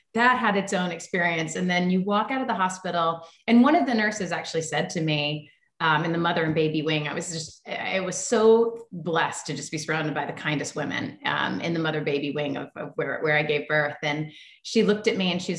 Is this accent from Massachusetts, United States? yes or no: no; Tennessee, United States; moved away as an adult; also born or lived in Los Angeles; I grew up in Tennessee and I grew up camping and climbing trees and running through creeks